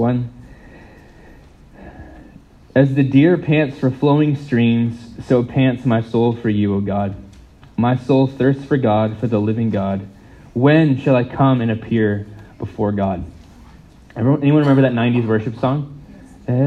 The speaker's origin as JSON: {"language": "English", "country": "United States", "moved": "yes", "said": "I'm not from here, I'm from the States."}